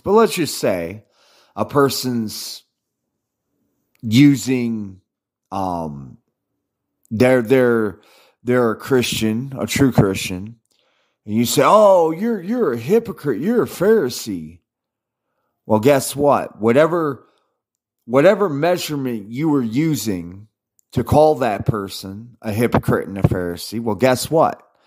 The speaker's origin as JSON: {"language": "English", "country": "United States", "said": "I'm an American"}